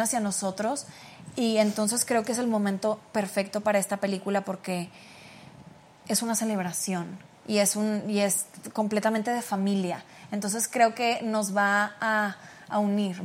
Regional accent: Mexico; moved away as an adult; now in United States; estando aquí en México, porque pues soy una mexicana entre mexicanos

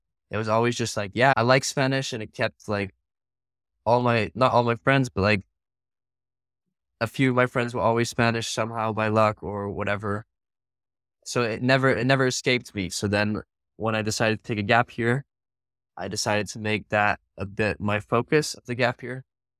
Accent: Singapore; But I think definitely growing up in Singapore, especially, I lived there for 6 years.

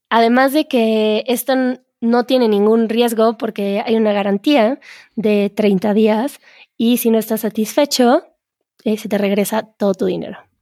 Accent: Mexico; solo sabemos cuando somos mexicanos

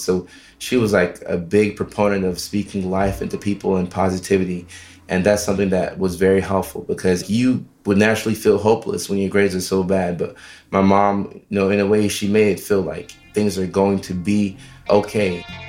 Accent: Nashville, Tennessee, United States; also born or lived in Norway / Ghana; we moved from Norway to Nashville, Tennessee when I was uh, five and a half, six

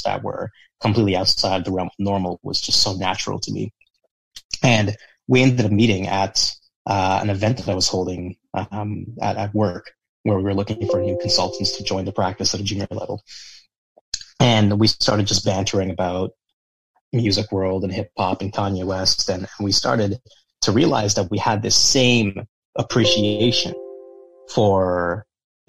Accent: Toronto, Ontario, Canada; I'm from Toronto.

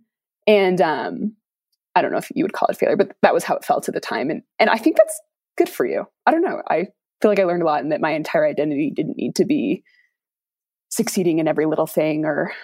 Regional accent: Salt Lake City, Utah, United States; also born or lived in Seattle; I'm born and raised in Salt Lake City

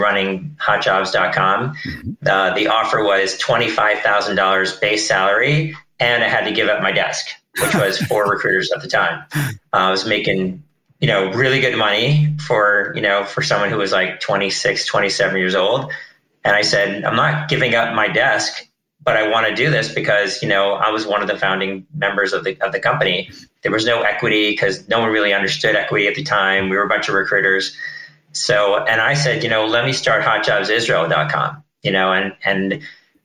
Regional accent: Boston, Massachusetts, United States; moved away as an adult; also born or lived in Ohio / New York City; now in Israel; I grew up in Boston

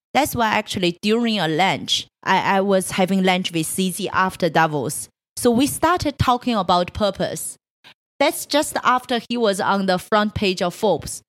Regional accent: Changchun, Jilin, China; moved away; I was born in Changchun. It's a third tier city in, uh, in northeast China

